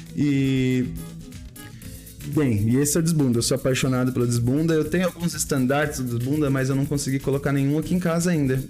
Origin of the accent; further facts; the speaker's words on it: Embu das Artes, São Paulo, Brazil; eu passei a minha adolescência no Imbu